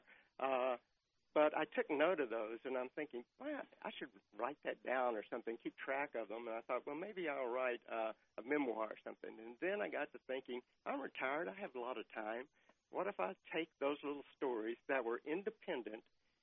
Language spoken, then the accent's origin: English; McKinney, Texas, United States; it was a wonderful little small town to grow up